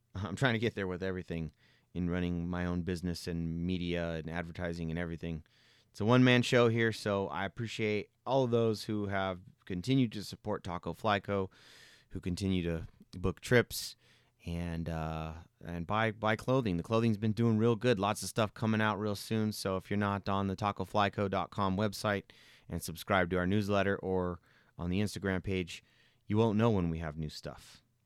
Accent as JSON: {"language": "English", "town": "San Jose", "region": "California", "country": "United States", "said": "I'm from San Jose"}